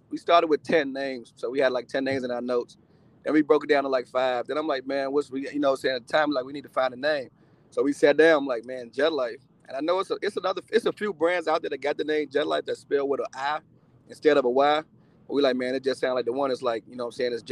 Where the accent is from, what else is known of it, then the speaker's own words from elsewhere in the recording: Eight Mile Rock, Grand Bahama, Bahamas; now in United States; But uh, before before I came to uh, America, I'm actually from the Bahamas, Eight Mile Rock. Mm-hmm. It's an island. I don't know if y'all familiar with it, but it's in Freeport, Freeport, Grand Bahama. It's one of the islands in the Bahamas.